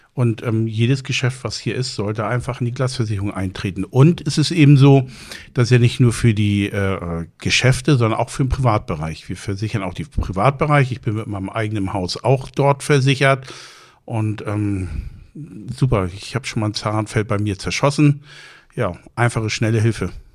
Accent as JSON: {"language": "German", "town": "Plön", "region": "Schleswig-Holstein", "country": "Germany", "moved": "as an adult", "lives_now": "Husum, Germany", "said": "Ich bin seit 99 in Husum. Ich bin ursprünglich aus Plön"}